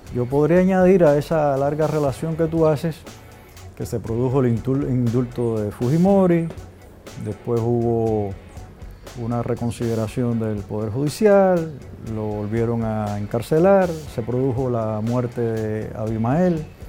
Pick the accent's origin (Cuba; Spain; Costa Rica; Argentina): Cuba; yo que soy el embajador de Cuba